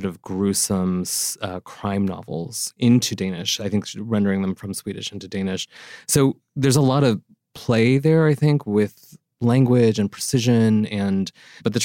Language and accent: English; East Coast, United States; I'm from the East Coast.